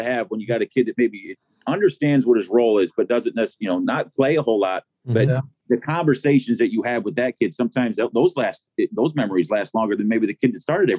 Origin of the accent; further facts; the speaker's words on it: Mount Pleasant, Michigan, United States; I grew up in Mount Pleasant, and I grew up at, and I played Union Township baseball up there and Little League up there.